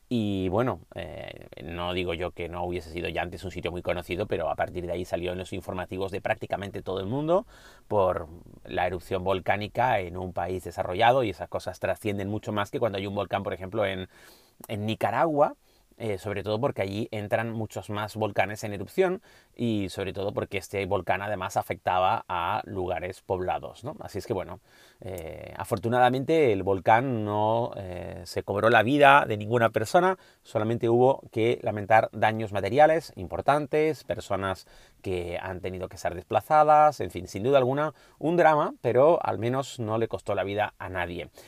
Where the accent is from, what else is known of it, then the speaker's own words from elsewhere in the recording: Canary Islands, Spain; como canario